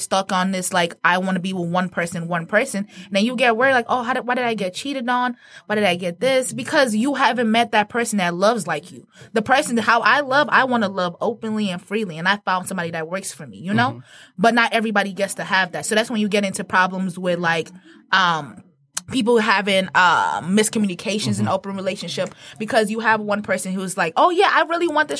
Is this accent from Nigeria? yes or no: yes; Nigeria; moved away; I'm Nigerian, born and raised, and I came from a polygamist raised family